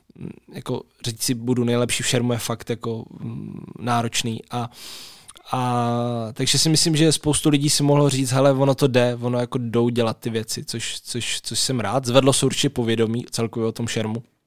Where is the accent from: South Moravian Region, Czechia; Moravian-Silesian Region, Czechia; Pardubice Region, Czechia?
South Moravian Region, Czechia; Brno; já jsem vlastně z Brna